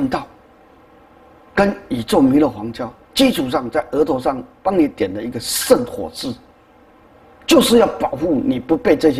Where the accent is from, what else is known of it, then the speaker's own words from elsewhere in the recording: China; 所以，我们中国人道道教里面有一种说啊，要拿雨伞